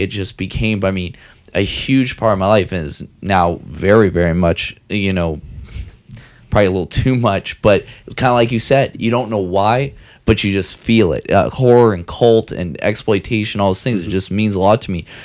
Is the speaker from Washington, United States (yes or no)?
yes; Seattle, Washington, United States; I'm from Seattle